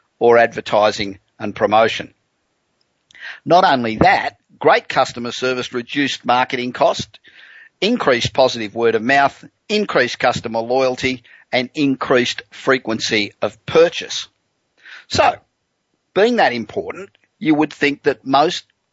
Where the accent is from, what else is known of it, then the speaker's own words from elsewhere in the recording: Los Angeles, California, United States; we're coming to you from my hometown of Los Angeles